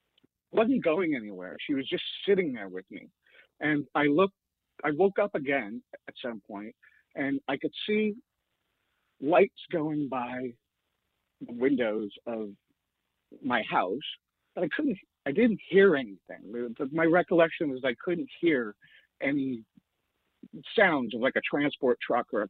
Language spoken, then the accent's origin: English; Sainte-Anne-de-Sabrevois, Quebec, Canada; also born or lived in Montreal; I was born in Montreal, but I grew up in a town called Saint-Anne-de-Sablevois. It's about 40 minutes outside of Montreal